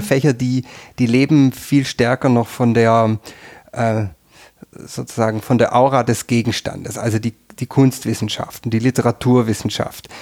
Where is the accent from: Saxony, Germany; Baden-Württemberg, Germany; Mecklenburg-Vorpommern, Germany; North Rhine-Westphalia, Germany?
Baden-Württemberg, Germany; near Tübingen; moved away as an adult; also born or lived in Freiburg; now in Tyrol, Austria; Ich bin in der Nähe von Tübingen aufgewachsen.